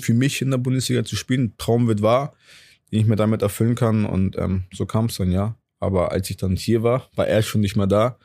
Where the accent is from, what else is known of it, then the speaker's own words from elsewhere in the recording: Hamburg, Germany; now in Cologne, Germany; ich komme halt aus Hamburg